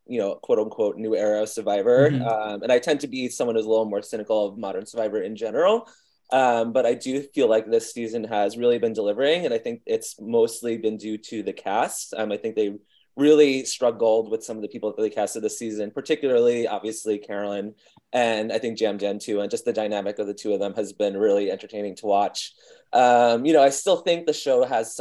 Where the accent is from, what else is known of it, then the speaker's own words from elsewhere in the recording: Long Island, New York, United States; I'm from Long Island, so I don't think I have a particularly strong accent